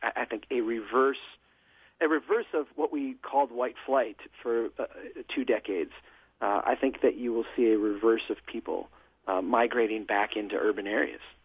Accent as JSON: {"language": "English", "town": "Brainerd", "region": "Minnesota", "country": "United States", "tie": "born or raised there", "said": "here in my hometown"}